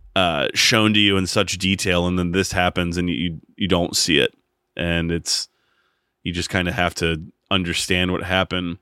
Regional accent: United States; as an American and just being growing up here

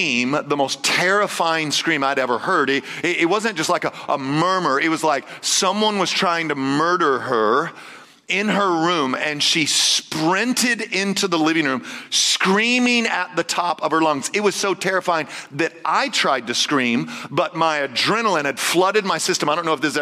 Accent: Texas, United States; I'm Texan

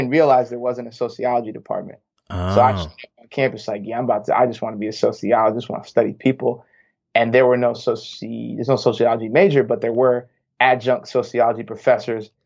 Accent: New Hampshire, United States; moved away as an adult; also born or lived in St. Louis / Bay Area; I am born and raised in New Hampshire

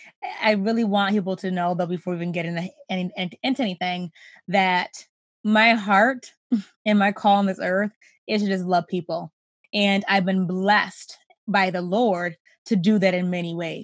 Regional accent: Rochester, New York, United States; I grew up in Rochester, New York, still here with my family

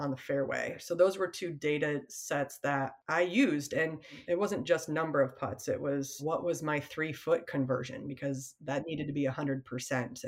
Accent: Michigan, United States; I grew up in Michigan

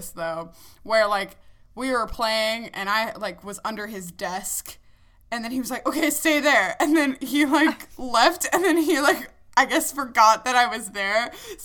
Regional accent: United States; I grew up in the United States in the mainland U.S., so I don't have any sort of accent

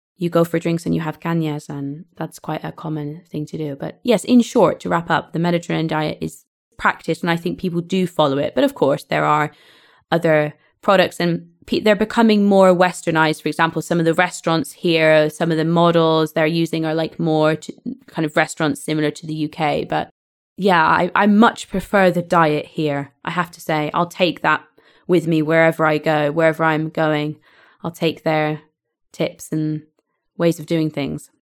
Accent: United Kingdom; moved away as an adult; now in Spain

